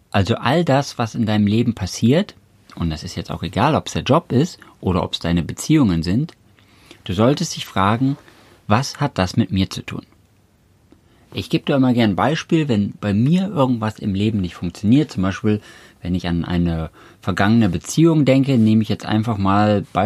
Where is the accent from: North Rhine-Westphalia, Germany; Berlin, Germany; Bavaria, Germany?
North Rhine-Westphalia, Germany; Cologne; weil ich äh, langfristig gesehen nach Köln ziehen wollte, weil ich gebürtig aus Köln komme und deswegen immer wieder zurück nach Hause wollte sozusagen